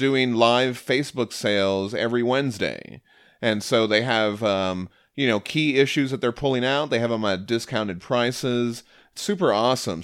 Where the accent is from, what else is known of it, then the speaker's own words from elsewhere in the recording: Connecticut, United States; now in Maryland, United States; I grew up in Connecticut, just outside Fairfield